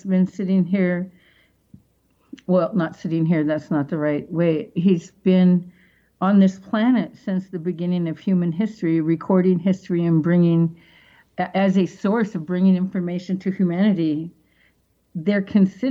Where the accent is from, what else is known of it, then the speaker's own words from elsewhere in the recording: Seattle, Washington, United States; moved away; back in Seattle, that's my hometown